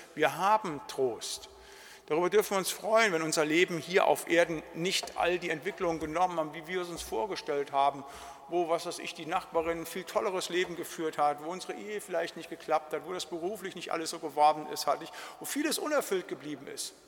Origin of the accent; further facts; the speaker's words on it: Siegerland, North Rhine-Westphalia, Germany; bei uns im Siegerland